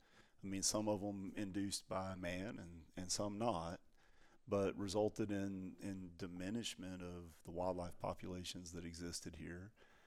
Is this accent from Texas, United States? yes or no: yes; Texas, United States; which aren't antelope, I suppose, but they are to me because I'm from Texas.